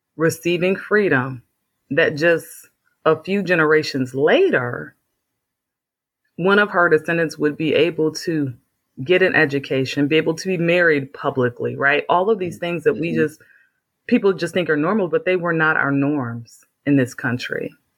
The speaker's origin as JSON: {"language": "English", "town": "Flint", "region": "Michigan", "country": "United States", "tie": "born or raised there", "said": "I'm from Flint, Michigan"}